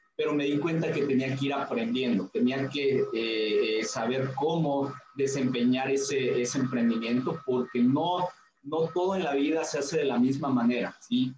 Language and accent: Spanish; Tulancingo, Hidalgo, Mexico; now in Villahermosa, Mexico; yo soy de la ciudad de Tulancingo Hidalgo, ahí es donde nací